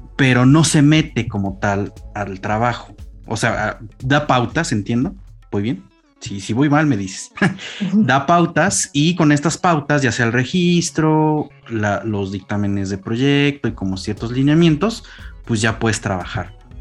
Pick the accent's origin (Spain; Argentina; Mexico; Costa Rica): Mexico; como arqueólogo mexicano